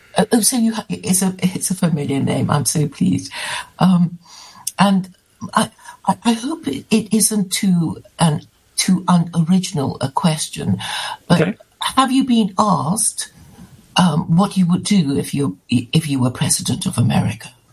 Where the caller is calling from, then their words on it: United Kingdom; I'm calling from the UK